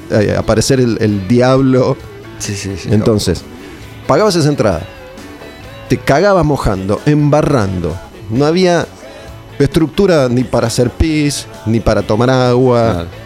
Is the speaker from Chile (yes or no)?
no; Argentina; como argentino que soy